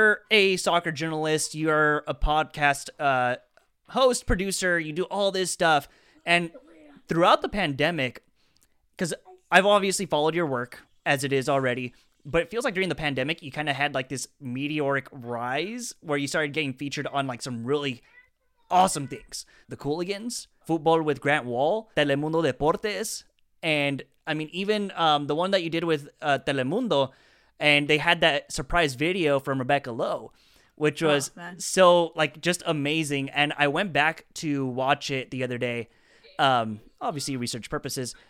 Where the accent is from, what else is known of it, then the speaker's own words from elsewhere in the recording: Coachella Valley, California, United States; also born or lived in Tijuana, Mexico; When I was born, obviously my mom is from Tijuana. He was living there at the time. And so we came over here to the Coachella Valley, the desert